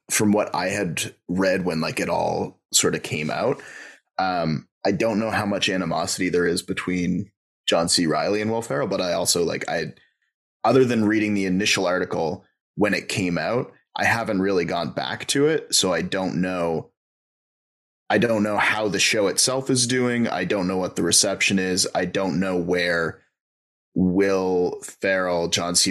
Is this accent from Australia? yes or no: no; Canada; I'm Canadian.